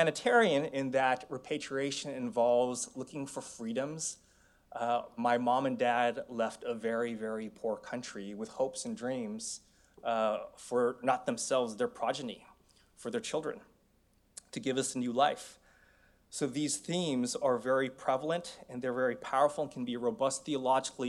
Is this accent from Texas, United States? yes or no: no; San Francisco, California, United States; moved away as an adult; also born or lived in Korea; growing up in the San Francisco Bay Area, I was one of three Asians in my elementary school